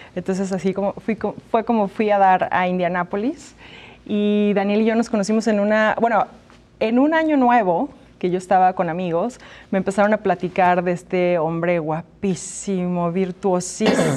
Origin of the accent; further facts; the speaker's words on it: Guadalajara, Jalisco, Mexico; moved away; also born or lived in Mexico City; adoptada de Guadalajara